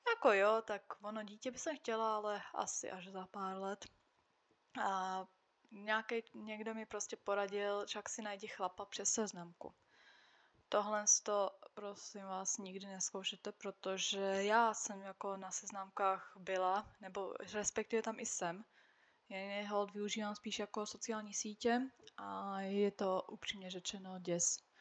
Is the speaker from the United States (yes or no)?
no; Slovakia; first language Czech; moved away as an adult; now in Czech Republic; já jsem žila oficiálně na Slovensku, ale prostě od malička jsem jezdila do Čech, moje máma je Češka, od malička jsem mluvila česky a vždycky jsem se cítila jako Češka